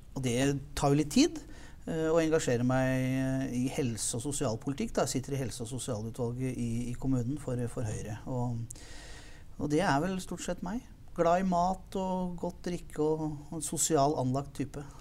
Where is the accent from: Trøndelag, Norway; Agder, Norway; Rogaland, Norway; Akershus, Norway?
Akershus, Norway; Lillestrøm; Født og oppvokst i Lillestrøm.